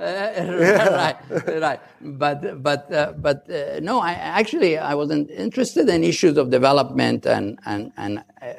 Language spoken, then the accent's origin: English; Mazar-i-Sharif, Balkh, Afghanistan; moved away as an adult; also born or lived in Kabul; now in United States; I was born in Mazar